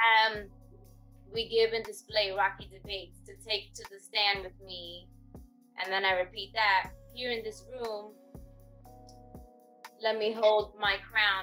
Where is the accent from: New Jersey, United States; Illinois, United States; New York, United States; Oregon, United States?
New York, United States; we're from New York